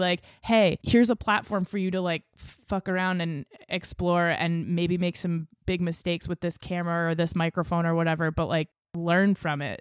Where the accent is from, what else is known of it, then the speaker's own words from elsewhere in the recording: Exeter, New Hampshire, United States; moved away as an adult; also born or lived in Los Angeles / Maine; I grew up in Exeter, after New Hampshire, it's a small town